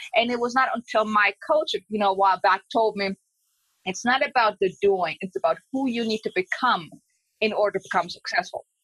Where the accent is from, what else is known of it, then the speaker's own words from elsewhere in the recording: Germany; I'm from Germany.